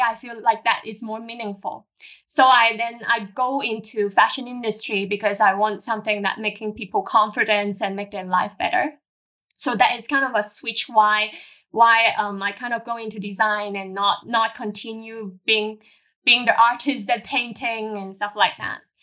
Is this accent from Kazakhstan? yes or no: no; Hong Kong; I born and raised in Hong Kong as a normal local girls.